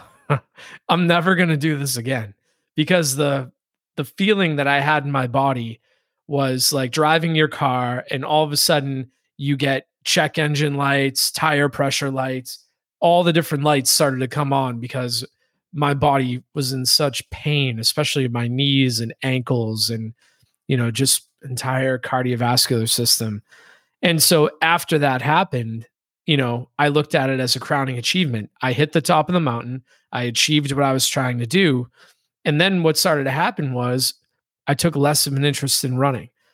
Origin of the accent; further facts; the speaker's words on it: Boston, Massachusetts, United States; I grew up in the Boston area